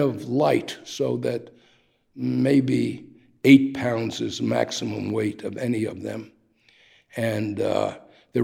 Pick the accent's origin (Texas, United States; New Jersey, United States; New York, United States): New York, United States; New York City; moved away as an adult; now in Pietrasanta, Italy; Growing up in Brighton Beach, a working class Jewish neighborhood, with Italian surrounding our neighborhoods.